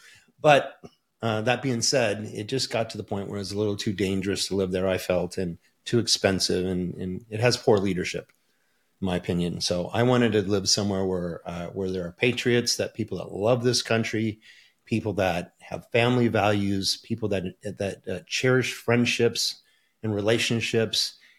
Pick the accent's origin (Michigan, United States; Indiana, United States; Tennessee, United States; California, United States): Michigan, United States; Port Huron; born there; I was born in Port Huron, Michigan, just outside of Detroit